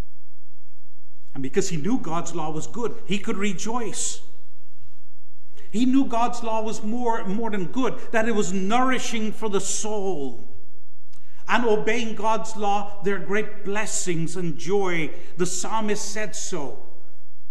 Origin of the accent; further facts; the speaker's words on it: Guyana; Guyana, my home country